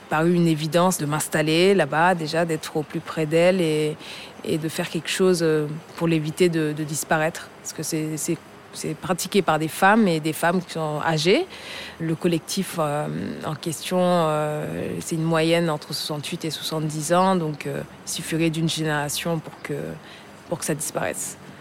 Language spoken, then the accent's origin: French; Senegal; also born or lived in France / Saloum, Senegal; Je suis sénégalaise et je suis partie à l'âge de 20 ans pour poursuivre mes études supérieures